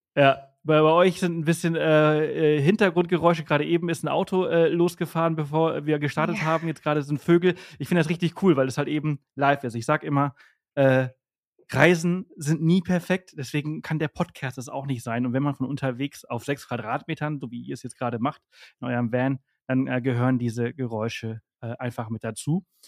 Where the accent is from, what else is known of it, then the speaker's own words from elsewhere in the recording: northern Mallorca, Balearic Islands, Spain; im Norden organisiert, wo ich herkomme und aufgewachsen bin